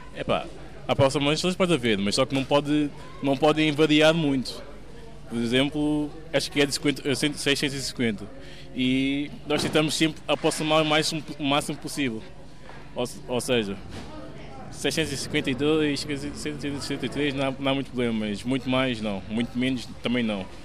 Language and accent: Portuguese; Portugal; sou português. nasci em Portugal.